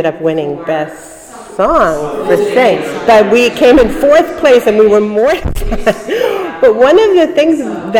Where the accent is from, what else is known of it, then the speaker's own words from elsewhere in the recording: New York City, New York, United States; moved away as an adult; I was born in Brooklyn on East 19th Street and Foster Avenue. I grew up in an apartment building there